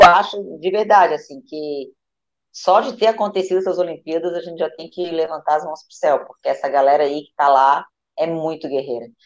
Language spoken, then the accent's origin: Portuguese; Brazil